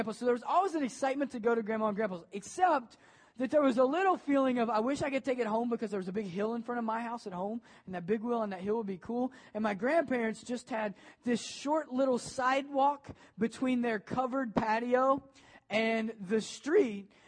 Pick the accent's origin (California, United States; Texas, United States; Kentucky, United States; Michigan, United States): Kentucky, United States; Maysville; now in Ohio, United States; I grew up in Maysville, Kentucky